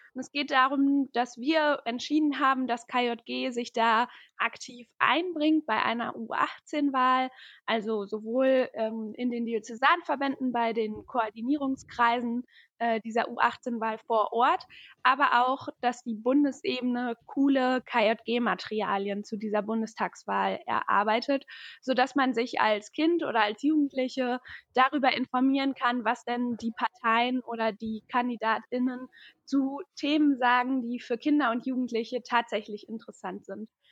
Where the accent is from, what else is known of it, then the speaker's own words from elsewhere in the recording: Paderborn, North Rhine-Westphalia, Germany; ich bin 23 Jahre alt und ich komme aus Paderborn. Hier wohne ich auch gerade aktuell